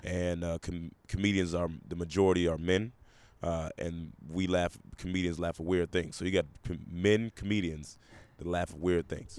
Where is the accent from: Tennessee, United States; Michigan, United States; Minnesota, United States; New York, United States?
Tennessee, United States; Memphis; also born or lived in Portland, Oregon; I was raised most of my adolescence in Memphis, Tennessee.